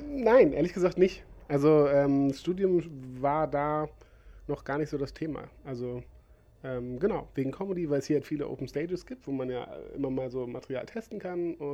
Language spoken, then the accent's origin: German; Braunschweig, Lower Saxony, Germany; Ursprünglich komme ich aus Braunschweig, äh, Niedersachsen.